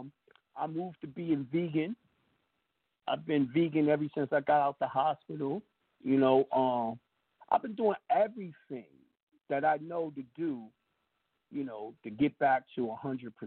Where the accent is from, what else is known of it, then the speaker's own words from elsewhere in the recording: Mount Vernon, New York, United States; now in Georgia, United States; I go to Westchester County because I'm from Mount Vernon